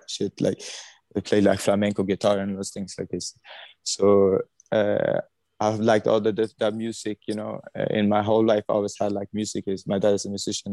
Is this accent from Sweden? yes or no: yes; Sweden; I was born in Sweden, 1980